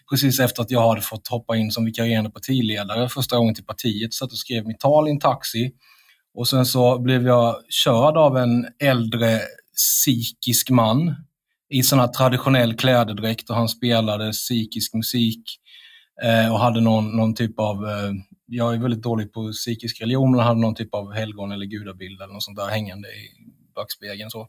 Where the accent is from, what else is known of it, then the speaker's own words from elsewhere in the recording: India; now in Sweden; även om jag kommer från Indien Eh, om det blir krig mellan Sverige och Indien så kommer jag gå först till svenska armén med en Kalashnikov.